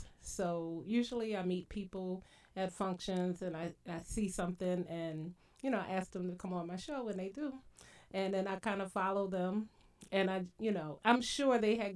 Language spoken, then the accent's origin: English; Brooklyn, New York, United States; also born or lived in Philadelphia; I was born in Brooklyn, New York